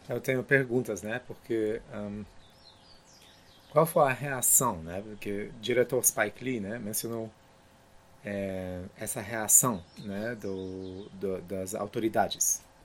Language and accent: Portuguese; Poland; Portuguese is a second language; moved away; also born or lived in United States; Eu entendo isso também como polonês